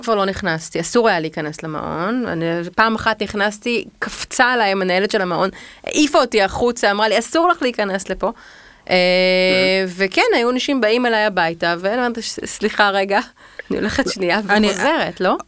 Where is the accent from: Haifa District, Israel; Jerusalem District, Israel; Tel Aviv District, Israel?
Tel Aviv District, Israel; Tel Aviv; אני בת 42, אני תל אביבית